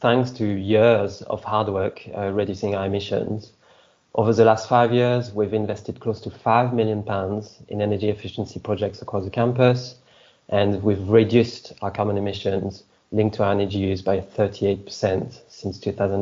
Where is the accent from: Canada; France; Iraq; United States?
France; accent: French; English is a second language; moved away as an adult; also born or lived in Scotland / Portsmouth; now in London, United Kingdom; I'm originally from France, so the accent. But I came to study in the UK